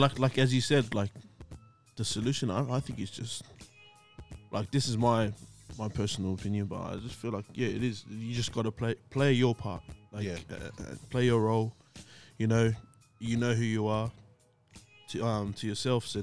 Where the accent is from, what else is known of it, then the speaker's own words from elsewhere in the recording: Blacktown, New South Wales, Australia; also born or lived in Mount Druitt; I grew up in Blacktown